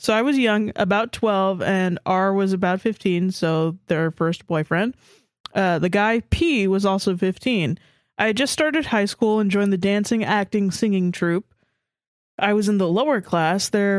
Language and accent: English; Australia; FYI, I'm Aussie, so our school system is slightly different.